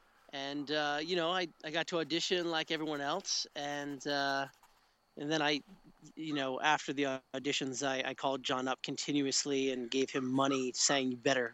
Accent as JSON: {"language": "English", "region": "New York", "country": "United States", "said": "he comes from New York, I come from New York"}